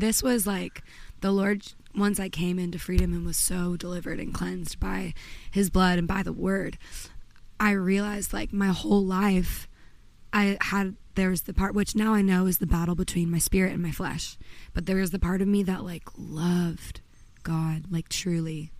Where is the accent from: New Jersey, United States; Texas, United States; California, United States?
California, United States; Redondo Beach; moved away as an adult; also born or lived in Pennsylvania / Nashville; I grew up in Los Angeles suburbs in Redondo Beach, which was kind of like a sleepy surfer town